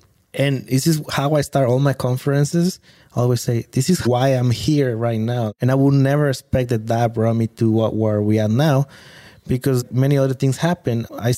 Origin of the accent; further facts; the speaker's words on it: Villahermosa, Tabasco, Mexico; English is a second language; moved away as an adult; also born or lived in Puebla, Mexico / Italy; So I always say Tabasco, but very few people ask me more. And I say, well, I'm from Villahermosa.